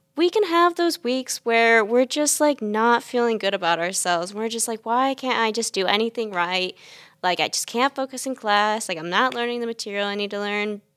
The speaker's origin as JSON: {"language": "English", "town": "Chapin", "region": "South Carolina", "country": "United States", "said": "I am from Chapin, South Carolina"}